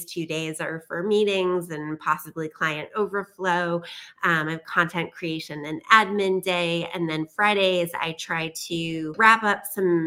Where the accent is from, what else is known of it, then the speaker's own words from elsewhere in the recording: New York, United States; I am a New Yorker